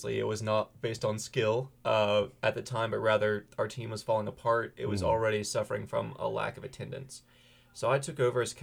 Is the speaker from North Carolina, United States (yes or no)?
yes; Holly Springs, North Carolina, United States; I'm local. I'm from the Holly Springs, Apex area, so I've grown up an NC State fan all my life